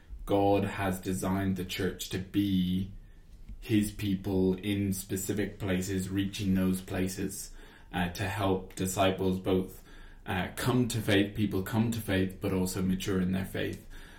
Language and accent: English; Ireland; I do admit it. I do admit I don't sound Irish. I though, you know, obviously say I am definitely Irish. I'm passionate about being Irish.